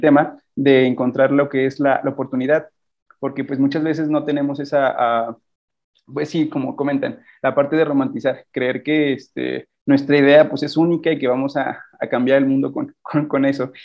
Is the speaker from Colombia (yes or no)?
no; Celaya, Guanajuato, Mexico; soy de Celaya